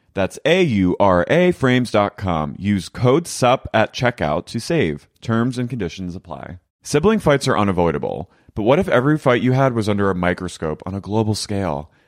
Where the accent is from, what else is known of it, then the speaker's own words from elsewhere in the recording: East Coast, New Jersey, United States; growing up in the East Coast